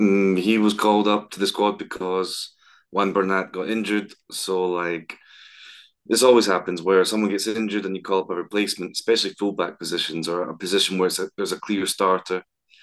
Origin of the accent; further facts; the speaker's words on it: Scotland, United Kingdom; now in Madrid, Spain; as a Scot